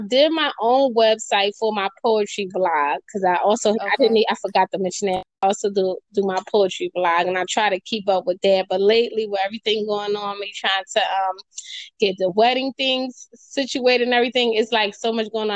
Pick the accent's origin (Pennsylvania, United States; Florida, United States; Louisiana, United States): Pennsylvania, United States; Philadelphia; I'm from Philadelphia, Pennsylvania, born and raised.